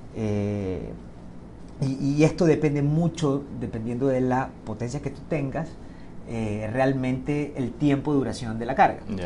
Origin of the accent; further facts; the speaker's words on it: Ecuador; como ecuatoriano lo digo